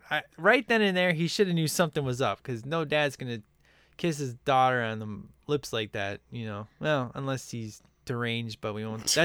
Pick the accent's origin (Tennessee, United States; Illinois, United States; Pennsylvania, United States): Illinois, United States; Chicago; because as you know, I'm from Chicago.